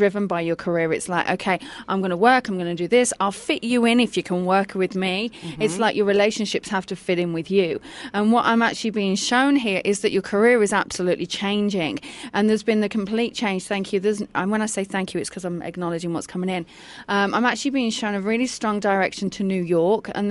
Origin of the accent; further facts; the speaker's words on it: England, United Kingdom; moved away; I'm English